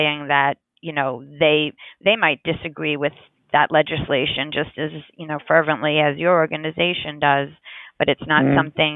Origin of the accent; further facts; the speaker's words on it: New York, United States; I'm also a New Yorker